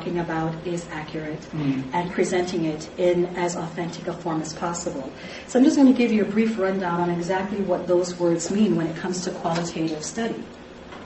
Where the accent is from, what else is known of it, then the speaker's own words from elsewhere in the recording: Jamaica; moved away; I am Jamaican, and I'm an immigrant to this country